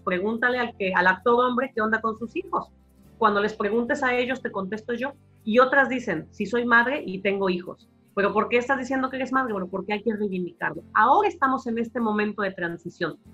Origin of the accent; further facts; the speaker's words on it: Mexico; moved away as an adult; also born or lived in Barcelona, Spain; now in United States; yo soy profesora y yo soy mexicana y yo soy latina